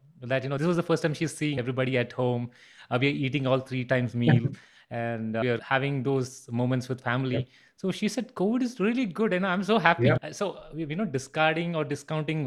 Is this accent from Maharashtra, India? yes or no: no; Bangalore, Karnataka, India; I'm originally from Bangalore.